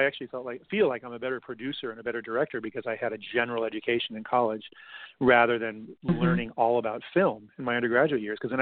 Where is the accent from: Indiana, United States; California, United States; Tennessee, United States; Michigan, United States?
California, United States; Los Angeles; I grew up in LA. I grew up out in the Valley, in San Fernando Valley